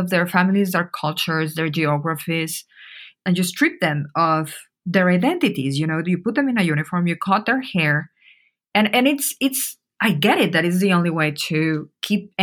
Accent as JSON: {"language": "English", "region": "Mexico City", "country": "Mexico", "moved": "yes", "said": "I am from Mexico City. I was living in Mexico City when the events happened"}